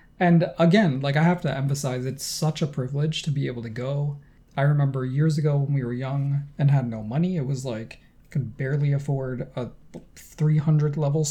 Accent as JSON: {"language": "English", "town": "Rochester", "region": "New York", "country": "United States", "tie": "born or raised there", "said": "Rochester, my hometown"}